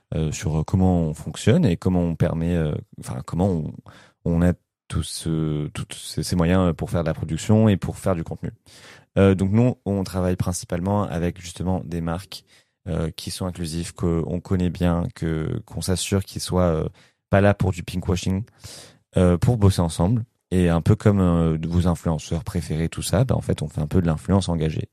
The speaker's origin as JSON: {"language": "French", "country": "France", "said": "moi je suis français"}